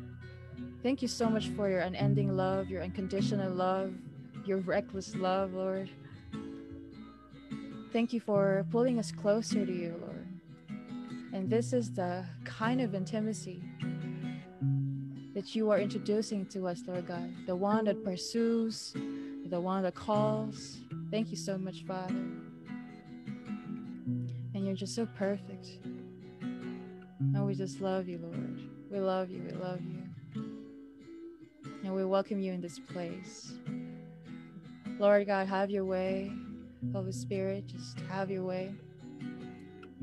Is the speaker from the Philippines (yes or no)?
yes; Philippines; moved away; I'm from the Philippines